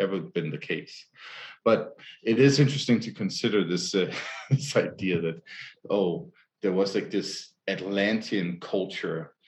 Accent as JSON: {"language": "English", "country": "Denmark", "said": "as a Dane"}